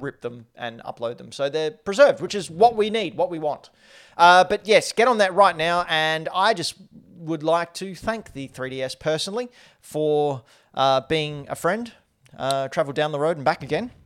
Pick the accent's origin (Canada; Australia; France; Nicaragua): Australia; accent: Australian; my Australian accent